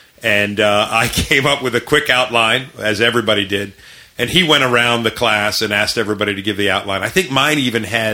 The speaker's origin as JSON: {"language": "English", "town": "Parkville", "region": "Maryland", "country": "United States", "tie": "born or raised there", "said": "I grew up in Parkville, which is very close to that area."}